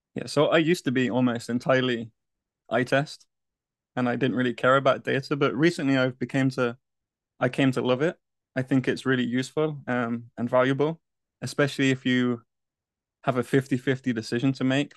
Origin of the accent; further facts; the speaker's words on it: Coventry, West Midlands, United Kingdom; now in United States; I was born and raised in the U K, in a town called Coventry in the West Midlands